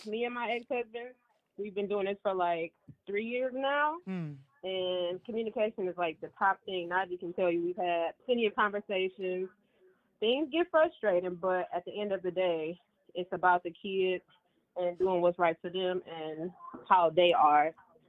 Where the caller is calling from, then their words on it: Dominican Republic; and I'm calling from Bone Crusher. Dominican Republic.